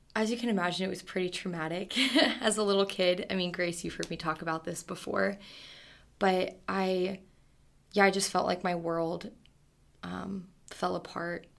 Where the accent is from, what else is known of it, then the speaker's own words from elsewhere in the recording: Arizona, United States; I'm from Arizona, Stubby West, Tucson, Arizona